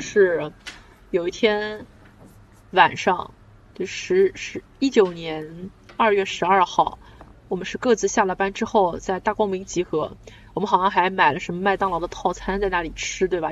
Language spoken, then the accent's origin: Chinese; China; 对我嗯。一个中国人来说